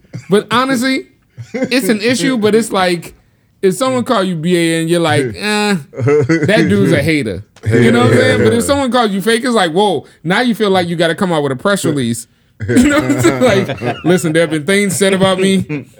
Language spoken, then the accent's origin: English; the South, United States; I'm from the South. It's hot and abrasive.